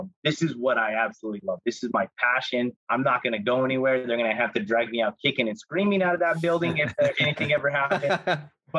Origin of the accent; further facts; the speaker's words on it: Southern California, United States; moved away as an adult; I'm from Southern California